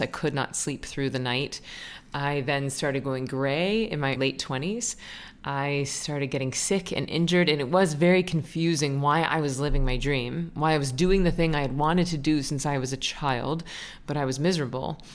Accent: Florida, United States; moved away; I was Florida's junior miss

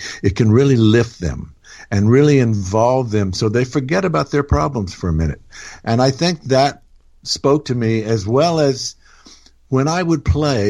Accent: Houston or East Texas, United States; moved away as an adult; also born or lived in Louisiana / Memphis / Colorado / England; And then we moved back to Texas, which is where they were from. And so I grew up pretty much in Houston or East Texas, a little town called Hallsville, which had about 800 people in it.

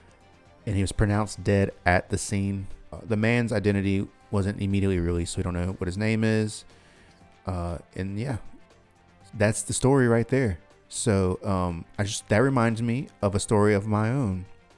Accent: South Carolina, United States; I'm from South Carolina.

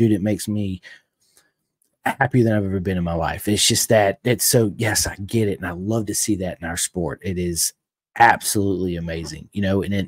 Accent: United States; I'm American. We're here in America.

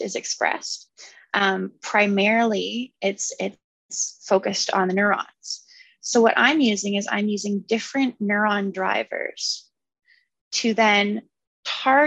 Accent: Kingston, Ontario, Canada; moved away as an adult; now in London, Canada; I'm from Kingston

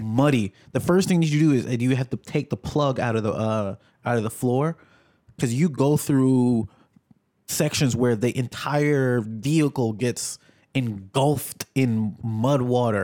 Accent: New York, United States; also born or lived in Jamaica; being a New Yorker

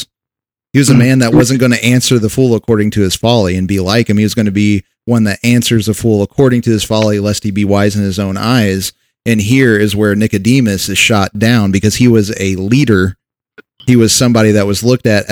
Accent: United States; we're American by birth

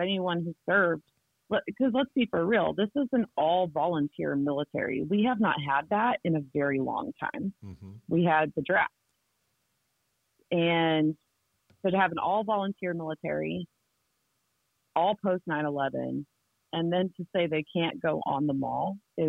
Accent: Ohio, United States; So like right now I'm working on Ohio because I came from Ohio. I've lived there a couple times actually.

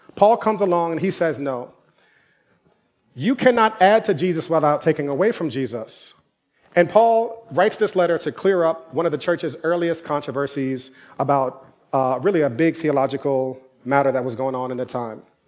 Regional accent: New York City, New York, United States; also born or lived in Durham, North Carolina; I'm from New York

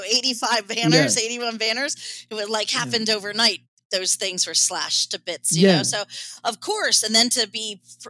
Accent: United States; now in Jeju, South Korea; I'm American.

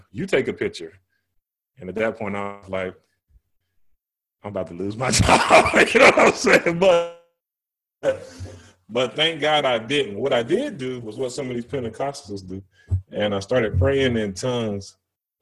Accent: the South, United States; moved away; I'm coming from the South

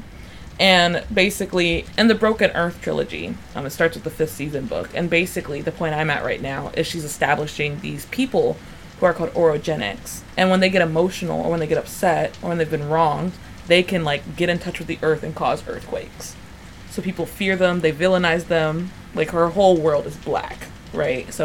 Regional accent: Kentucky, United States; I grew up in Kentucky

